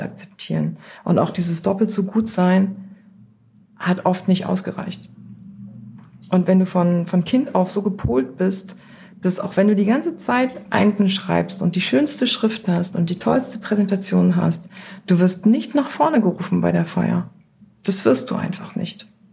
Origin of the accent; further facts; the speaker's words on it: Beckum, North Rhine-Westphalia, Germany; meine Eltern, die sich damals noch nicht kannten, Mitte der 70er in das kleine Dorf Beckum gekommen in Nordrhein-Westfalen und da bin ich geboren worden.